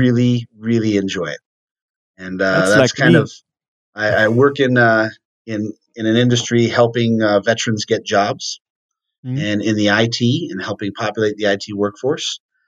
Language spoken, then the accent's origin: English; Tucson, Arizona, United States; also born or lived in Venezuela / South Korea; I was born and raised here in Tucson, Arizona, in a big family